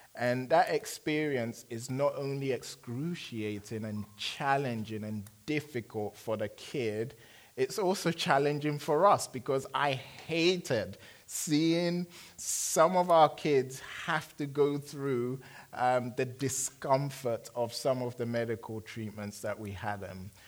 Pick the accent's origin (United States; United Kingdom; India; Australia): United Kingdom; London; moved away; I'm from London.